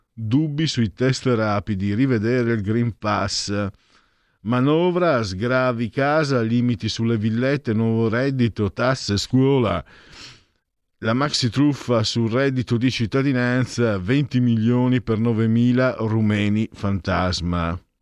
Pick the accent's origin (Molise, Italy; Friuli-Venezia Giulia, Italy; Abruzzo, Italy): Friuli-Venezia Giulia, Italy; Io vengo dal Friuli